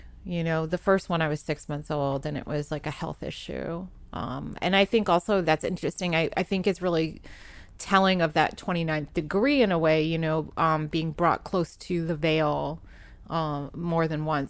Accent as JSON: {"language": "English", "region": "New England", "country": "United States", "tie": "born or raised there", "said": "being a kid growing up in New England, you get shut down pretty hard by people and others that don't understand."}